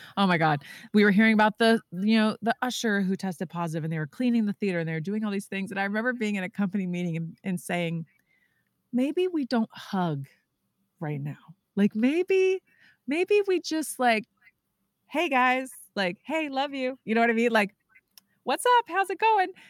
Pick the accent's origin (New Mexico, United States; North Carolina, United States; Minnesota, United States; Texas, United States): Texas, United States; moved away; I'm from Texas originally.